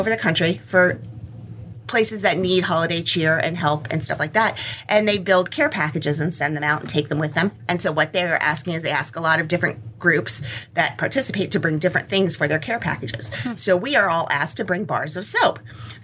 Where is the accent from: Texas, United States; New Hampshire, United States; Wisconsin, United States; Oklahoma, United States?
New Hampshire, United States; moved away; also born or lived in Tennessee; I grew up in New Hampshire